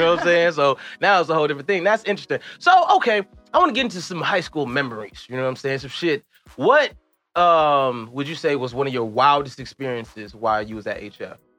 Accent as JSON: {"language": "English", "town": "Chicago", "region": "Illinois", "country": "United States", "tie": "born or raised there", "moved": "yes", "said": "people know I'm from Chicago"}